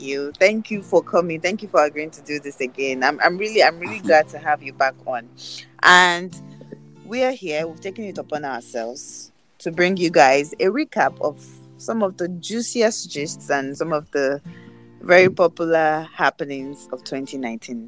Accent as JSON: {"language": "English", "country": "Nigeria", "said": "as a Nigerian"}